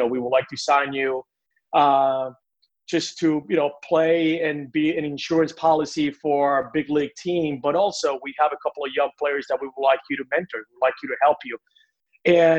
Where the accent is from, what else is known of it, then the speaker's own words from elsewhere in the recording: Puerto Rico; moved away as an adult; also born or lived in Mobile, Alabama; I was born and raised in Puerto Rico, and like every Puerto Rican kid